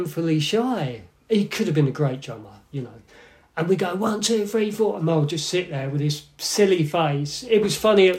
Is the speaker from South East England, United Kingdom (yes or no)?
yes; Milton Keynes, South East England, United Kingdom; Bletchley, Milton Keynes.